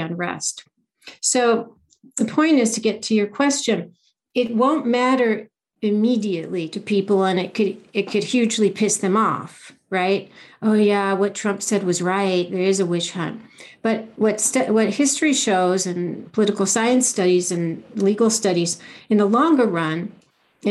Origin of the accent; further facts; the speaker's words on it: United States; I'm an American, you know, first generation American